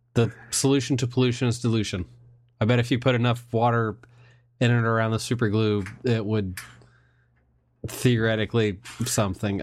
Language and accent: English; Indiana, United States